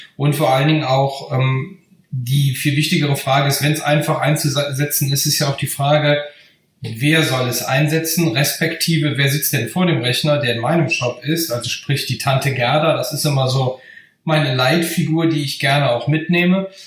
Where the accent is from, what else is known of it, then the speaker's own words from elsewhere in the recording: Bergisches Land, North Rhine-Westphalia, Germany; Ich komme äh, aus dem Bergischen Land